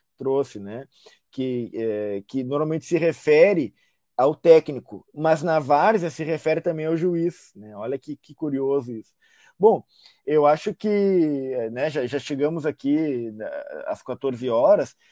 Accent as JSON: {"language": "Portuguese", "country": "Brazil", "said": "nós, enquanto brasileiros"}